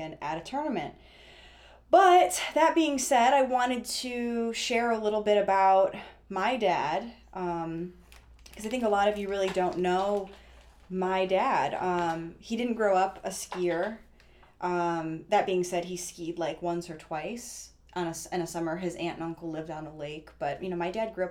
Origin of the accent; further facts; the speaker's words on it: Illinois, United States; I'm from Illinois, so when we'd go to ski school, we were going to Florida